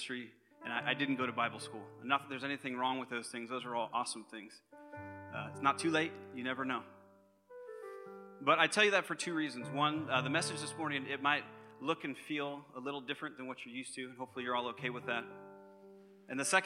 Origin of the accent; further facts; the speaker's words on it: Concord, California, United States; I was born and raised right here in the Bay Area, not too far from here actually, just over Ignacio in Concord